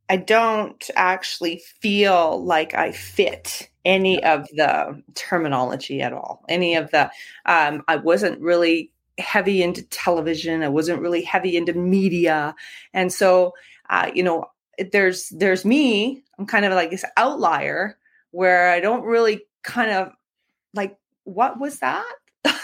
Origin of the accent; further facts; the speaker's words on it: Canada; it's very U.S. focused and I'm Canadian.